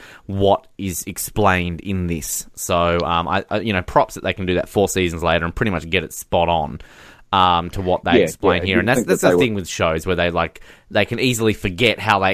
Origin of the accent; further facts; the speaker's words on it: Australia; I'm Australian too